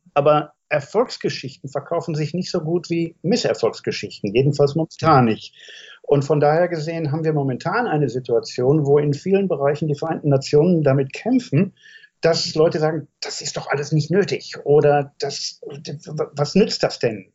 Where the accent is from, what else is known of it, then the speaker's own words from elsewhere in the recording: Germany; als Deutscher mit meinem historischen Bezug